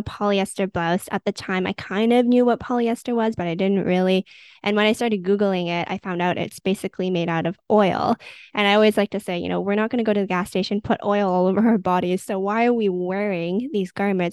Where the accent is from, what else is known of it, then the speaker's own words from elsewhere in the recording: Vancouver, British Columbia, Canada; I grew up in Vancouver, Canada